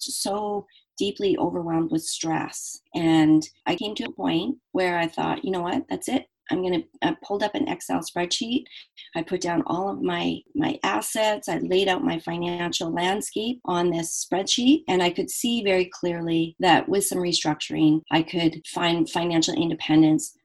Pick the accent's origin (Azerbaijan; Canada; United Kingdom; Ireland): Canada; I am Canadian